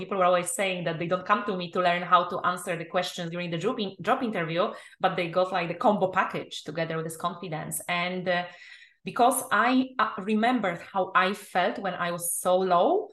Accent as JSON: {"language": "English", "country": "Poland", "also_born_or_lived": "England", "second_language": "English", "moved": "yes", "said": "I'm originally from Poland"}